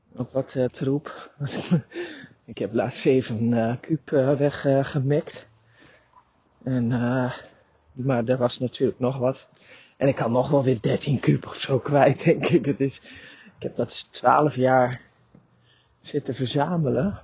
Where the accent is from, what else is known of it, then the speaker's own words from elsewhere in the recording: Drenthe, Netherlands; ik ben Drentse van oorsprong